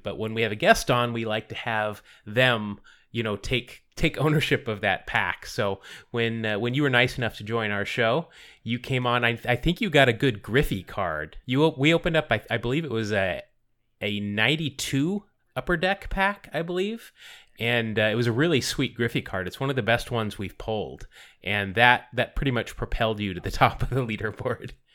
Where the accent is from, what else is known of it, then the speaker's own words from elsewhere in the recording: Bay Area, California, United States; moved away as an adult; I'm originally from the Bay Area